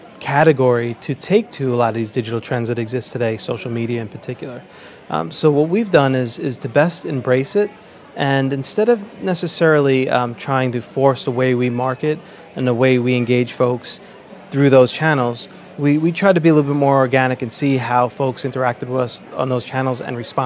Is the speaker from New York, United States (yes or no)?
yes; New York, United States; As a kid growing up in New York